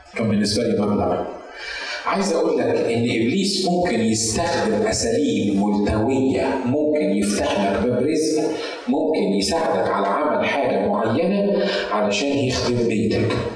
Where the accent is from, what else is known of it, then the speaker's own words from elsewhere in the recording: Egypt; في الكنيسه عندنا في مصر